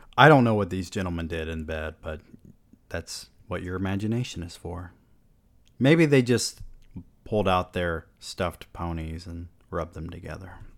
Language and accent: English; the South, United States; growing up in the South and our often closed-minded perspective down here